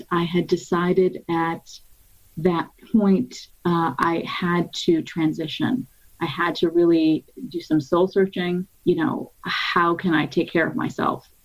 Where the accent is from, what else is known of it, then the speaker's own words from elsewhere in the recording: Cleveland, Ohio, United States; I grew up in Cleveland, Ohio, since the age of 3.